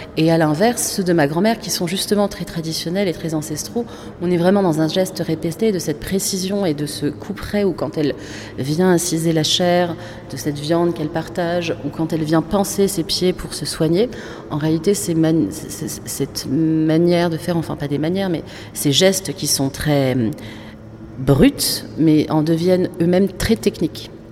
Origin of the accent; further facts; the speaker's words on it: Casablanca, Casablanca-Settat, Morocco; moved away; on est de Casa, qui est une autre capitale